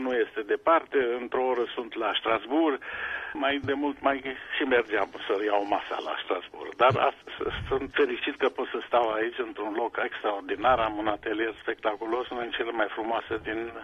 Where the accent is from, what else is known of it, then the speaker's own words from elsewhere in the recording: Sibiu, Sibiu County, Romania; moved away as an adult; also born or lived in Bucharest / Pforzheim, Germany; now in Germany; Eu am crescut la Sibiu